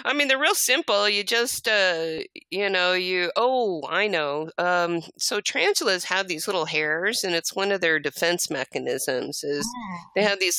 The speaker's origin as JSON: {"language": "English", "town": "El Paso", "region": "Texas", "country": "United States", "tie": "born or raised there", "also_born_or_lived": "Fort Worth, Texas", "said": "I was born in Fort Worth, Texas. That's before we moved to El Paso."}